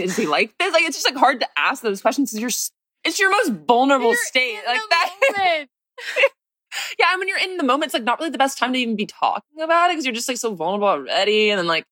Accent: San Diego, California, United States; I'm from San Diego

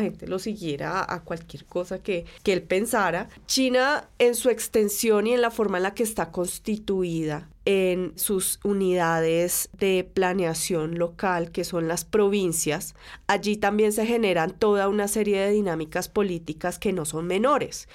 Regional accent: Colombia

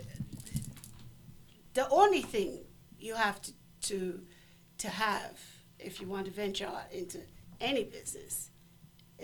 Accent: Miami Gardens, Florida, United States; I'm from Miami Gardens

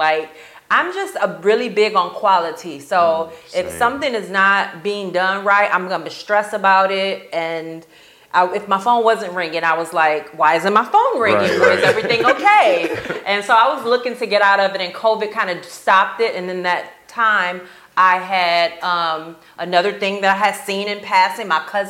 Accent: Chicago, Illinois, United States; also born or lived in Grand Rapids; now in Tampa, United States; I'm not. I'm from Chicago.

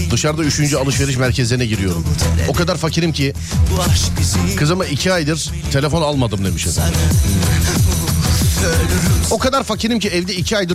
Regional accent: İzmir, Turkey; İz, İzmir'denim. İzmir'den.

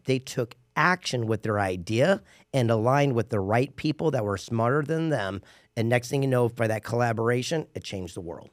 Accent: San Diego, California, United States; I grew up in San Diego

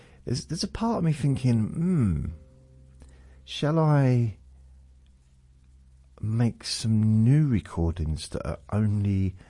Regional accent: Newcastle, North East England, United Kingdom; accent: Geordie; moved away; also born or lived in Southend; proper Geordie accent, so I was an official Geordie, even though I wasn't born there, but that was my first accent. And then I moved to Southend, which is in Essex, so southeast of the country. It's not far from London, really. And I think I still had a Newcastle accent even then

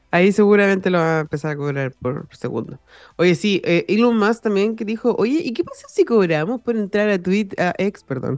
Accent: Chile; also born or lived in United States; yo cuando nací estaba en Estados Unidos, entonces como que ahí ya estaba todo. Pero obviamente como guagua no tenía idea qué, qué, estaba pasando, pero sí me traje la taripa para Chile

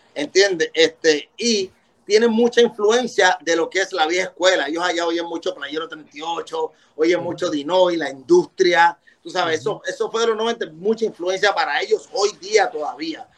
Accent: Puerto Rico; Porque nosotros tenemos ese gusto para la música

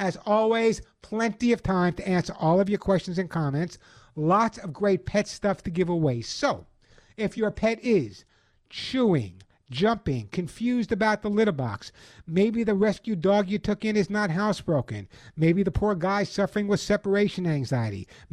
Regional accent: Long Island, New York, United States; also born or lived in the Bronx; I was born in the Bronx, raised on Long Island

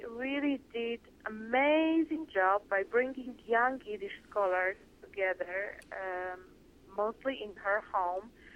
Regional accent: Poland; now in San Francisco, United States; I'm from Poland

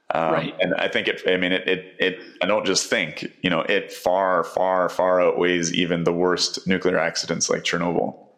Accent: Canada; as a Canadian

